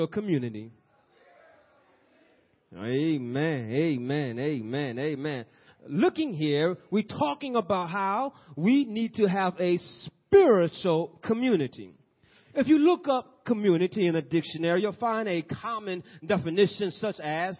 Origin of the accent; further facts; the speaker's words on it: Peoria, Illinois, United States; we're from Peoria